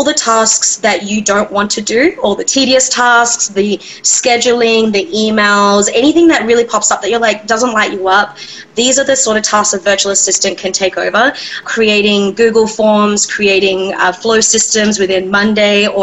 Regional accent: Australia; moved away as an adult; now in Seattle, United States; I originally am from, born and raised in Australia, and I made my way over to the States

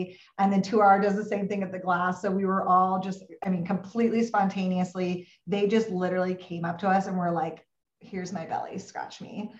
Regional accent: Pacific Northwest, United States; also born or lived in Texas; I was living in Texas. I'm from the Pacific Northwest. So that is a very difficult place for a Pacific Northwest girl to live

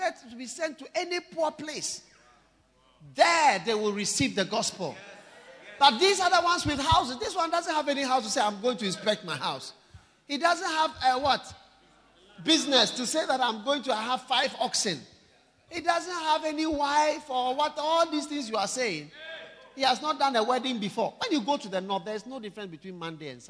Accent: Ghana; also born or lived in Switzerland; I'm equally Swiss as I am Ghanaian. My mother is from Switzerland, my father is from Ghana

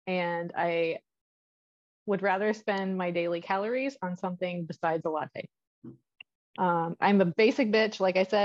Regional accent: Midwest, United States; now in Austin, United States; I grew up in the Midwest

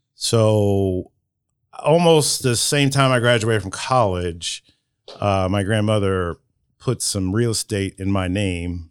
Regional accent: Marion, United States; I was born in Marion General Hospital

